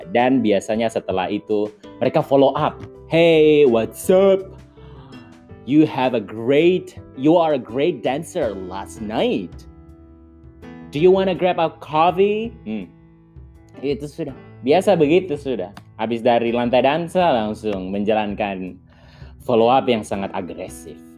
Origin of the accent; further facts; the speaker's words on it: Saumlaki, Maluku, Indonesia; karena aku dari Saumlaki ini sudah gaya-gaya orang Saumlaki